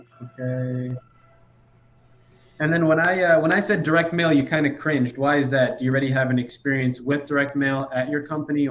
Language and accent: English; Chicago, Illinois, United States; So my parents came from Iran, and I was born in Chicago.